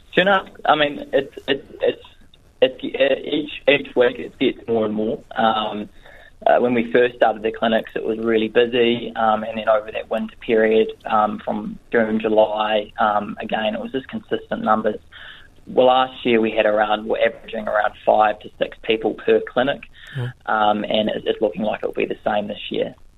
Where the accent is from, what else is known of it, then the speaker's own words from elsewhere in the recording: Northland, New Zealand; also born or lived in Canterbury; I'm originally from Northland. I grew up here. Um, I went to high school here